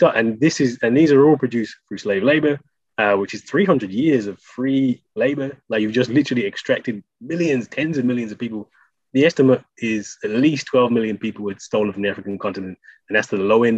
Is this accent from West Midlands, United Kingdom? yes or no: yes; Birmingham, West Midlands, United Kingdom; I'm from Birmingham